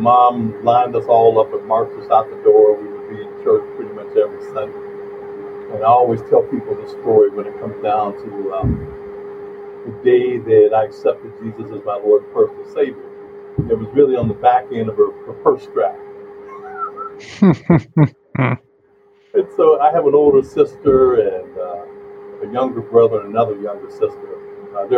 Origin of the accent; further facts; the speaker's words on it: Danville, Virginia, United States; now in Michigan, United States; I grew up in the Chatham-Danville area, which is not that far from the North Carolina border